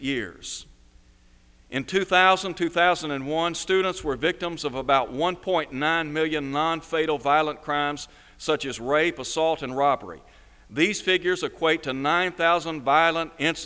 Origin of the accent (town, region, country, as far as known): Chattanooga, Tennessee, United States; born or raised there